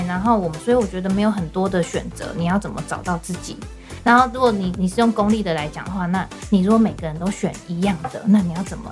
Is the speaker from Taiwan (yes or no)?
yes; Taiwan; moved away as an adult; also born or lived in United Kingdom; 因为我小时候也是在台湾长大